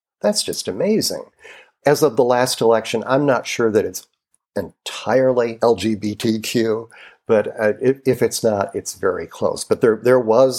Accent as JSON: {"language": "English", "region": "Illinois", "country": "United States", "tie": "born or raised there", "also_born_or_lived": "Wisconsin", "moved": "as an adult", "lives_now": "Rancho Mirage, United States", "said": "I'm from the Midwest. I grew up in Illinois and spent most of my adult life in Wisconsin"}